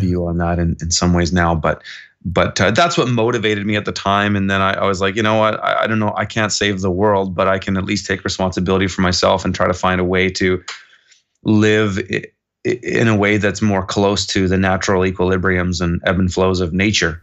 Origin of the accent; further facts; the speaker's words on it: Kelowna, British Columbia, Canada; moved away as an adult; also born or lived in Montreal; I was born and raised here in Kelowna